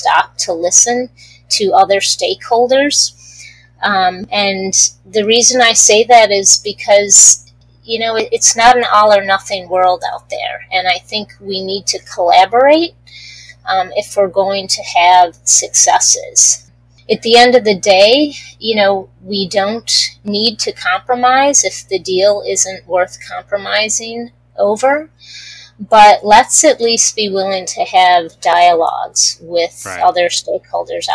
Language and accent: English; East Coast, United States; I grew up on the East Coast